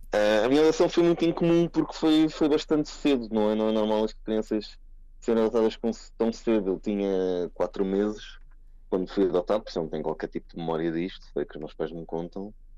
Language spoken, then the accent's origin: Portuguese; Cascais, Lisbon, Portugal; nasci em Cascais